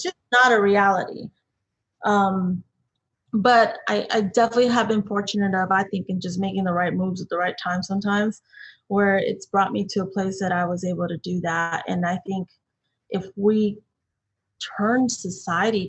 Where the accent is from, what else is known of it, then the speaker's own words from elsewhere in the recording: Austin, Texas, United States; growing up in Texas, in Austin specifically